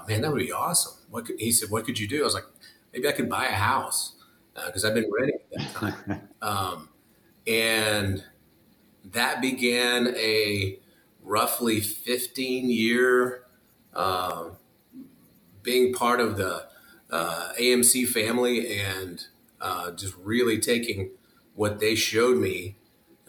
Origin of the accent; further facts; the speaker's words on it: Seminole, Texas, United States; also born or lived in Lubbock, Texas; I'd started back in my hometown